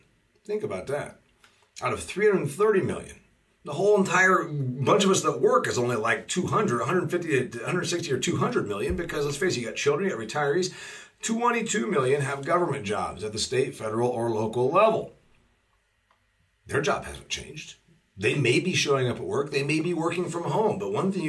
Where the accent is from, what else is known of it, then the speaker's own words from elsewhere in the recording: Indiana, United States; You get $390 a week in my home state of Indiana to be unemployed